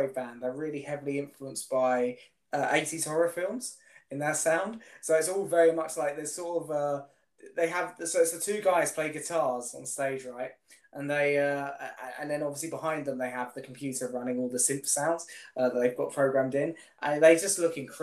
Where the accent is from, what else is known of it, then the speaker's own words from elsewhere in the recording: United Kingdom; where we're from in the UK